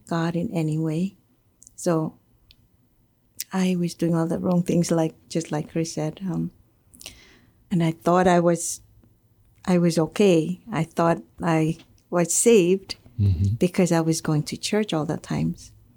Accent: Marshall Islands; now in Guam; I come from the Marshall Islands. I was uh, born and raised there

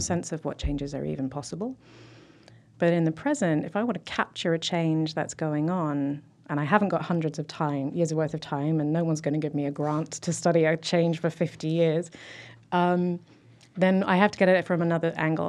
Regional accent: South East England, United Kingdom; moved away as an adult; now in Lansing, United States; I grew up in Southeast England

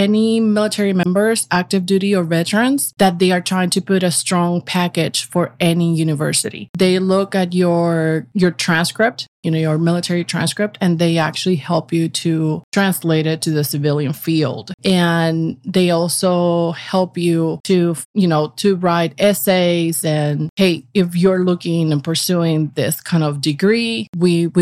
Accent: Puerto Rico; moved away as an adult; also born or lived in Virginia / Texas; now in New York, United States; I was born in Puerto Rico

